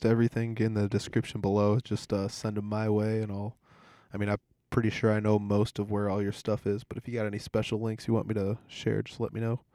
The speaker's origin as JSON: {"language": "English", "town": "Humboldt", "region": "Iowa", "country": "United States", "said": "I'm from Humboldt"}